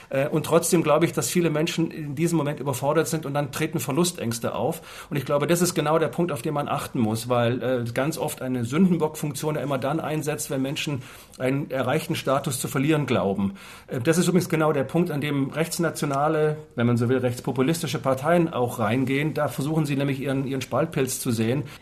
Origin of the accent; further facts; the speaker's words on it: Southern Germany, Germany; in den Süden Deutschlands kamen, da wo ich groß geworden bin.